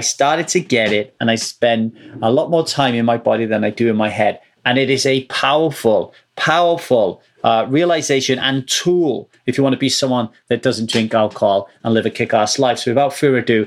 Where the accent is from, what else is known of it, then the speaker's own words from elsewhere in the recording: United Kingdom; now in Los Angeles, United States; I'm British